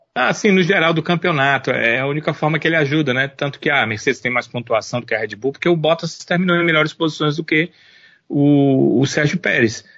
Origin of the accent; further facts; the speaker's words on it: Brazil; nós somos brasileiros